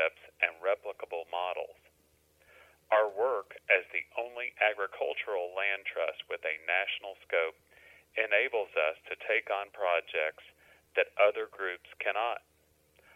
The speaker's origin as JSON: {"language": "English", "region": "Central Kentucky", "country": "United States", "tie": "born or raised there", "said": "I grew up in Central Kentucky."}